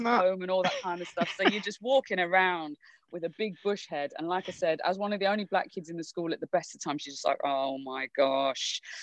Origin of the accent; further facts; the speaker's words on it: Wolverhampton, West Midlands, United Kingdom; also born or lived in Birmingham / London; born and bred in in Birmingham, but grew up in Wolves